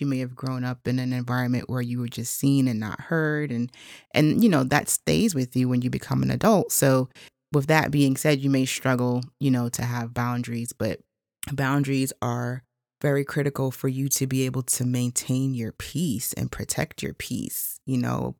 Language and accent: English; United States; I'm actually Haitian American. So my mother and father are both from Haiti, and I was born here in the States